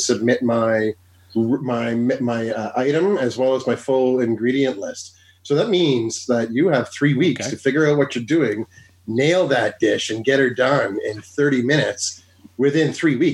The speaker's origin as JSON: {"language": "English", "town": "Ottawa", "region": "Ontario", "country": "Canada", "said": "I'm from Ottawa."}